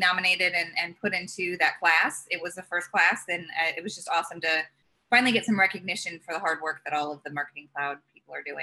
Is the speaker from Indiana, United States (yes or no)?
yes; Indianapolis, Indiana, United States; moved away; growing up in Indiana and having Indianapolis